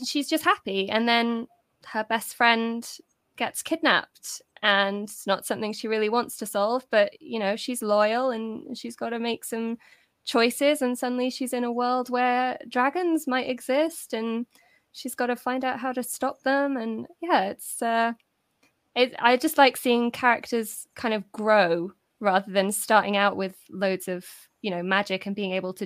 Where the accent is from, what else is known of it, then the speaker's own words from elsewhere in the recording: United Kingdom; officially a British author